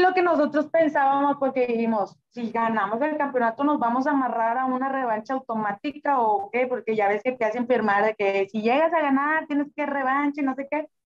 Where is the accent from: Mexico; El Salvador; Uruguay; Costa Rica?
Mexico; Monterrey, Nuevo León; also born or lived in Apodaca, Nuevo León; yo soy de Monterrey, originaria de, de Monterrey